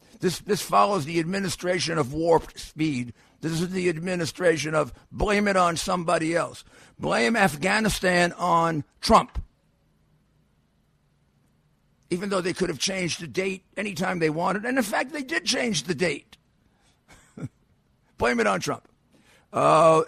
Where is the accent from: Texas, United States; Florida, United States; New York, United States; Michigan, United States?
New York, United States; my home state of New York